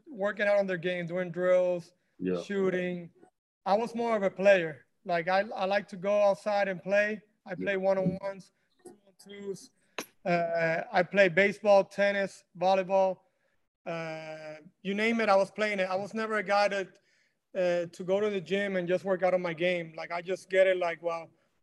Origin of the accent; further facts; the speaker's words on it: Mayagüez, Puerto Rico; moved away; also born or lived in Miami; born and raised in Puerto Rico, Mayagüez, Puerto Rico, and the west side